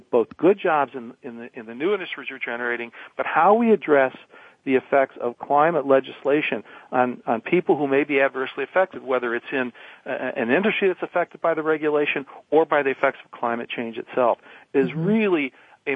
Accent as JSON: {"language": "English", "town": "Detroit", "region": "Michigan", "country": "United States", "tie": "born or raised there", "also_born_or_lived": "Oregon", "moved": "yes", "said": "I grew up in Detroit."}